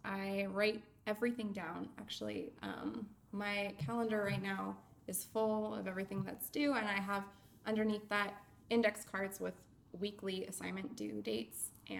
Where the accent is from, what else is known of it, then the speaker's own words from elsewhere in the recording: Bay Area, California, United States; moved away as an adult; also born or lived in Los Angeles, California; now in Florida, United States; I am originally from California. Born in LA and raised in the Bay Area. And when I was 19, I moved to Florida after my dad bought a house without looking at it.